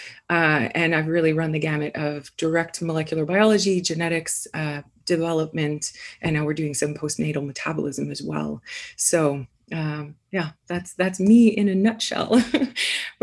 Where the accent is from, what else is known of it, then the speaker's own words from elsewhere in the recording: Canada; moved away as an adult; also born or lived in Guelph, Canada / Toronto, Canada / Vancouver, Canada; now in Indianapolis, United States; I'm from Canada originally